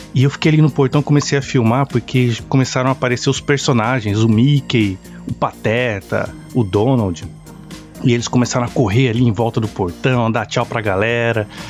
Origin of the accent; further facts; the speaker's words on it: Brazil; moved away; minha infância lá no Brasil